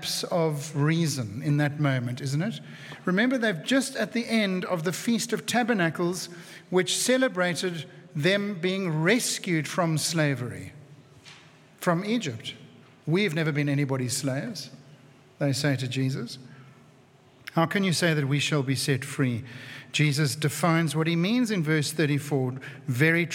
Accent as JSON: {"language": "English", "town": "Cape Town", "region": "Western Cape", "country": "South Africa", "tie": "born or raised there", "said": "who I grew up with in Cape Town"}